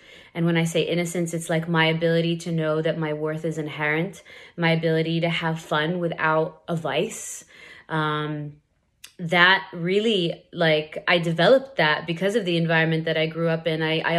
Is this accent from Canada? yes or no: no; Saudi Arabia; What was it like growing up in Saudi?